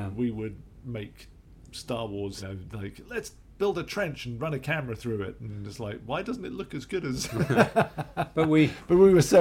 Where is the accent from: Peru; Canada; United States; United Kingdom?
United Kingdom; England; I was born in England, as was my brother Guy and my sister Celia, and so I was brought up in England